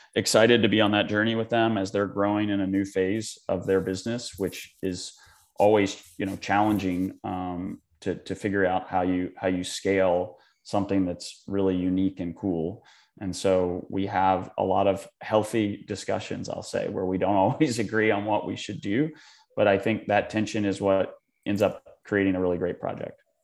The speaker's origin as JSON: {"language": "English", "town": "Charleston", "region": "South Carolina", "country": "United States", "also_born_or_lived": "West Virginia", "moved": "yes", "lives_now": "New York, United States", "said": "I'm from Charleston, born in West Virginia in Mid-Atlantic, um, but live in New York"}